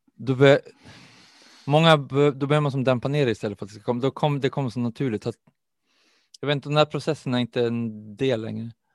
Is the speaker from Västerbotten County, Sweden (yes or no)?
yes; Umeå, Västerbotten County, Sweden; jag är också uppvuxen i Umeå